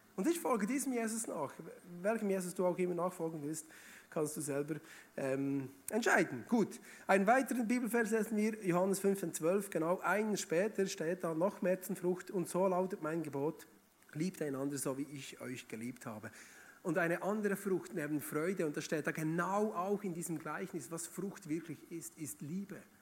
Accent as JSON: {"language": "German", "region": "Bern", "country": "Switzerland", "also_born_or_lived": "Emmental", "moved": "as an adult", "lives_now": "Schaffhausen, Switzerland", "said": "eigentlich bin ich aus Bern oder Region Bern."}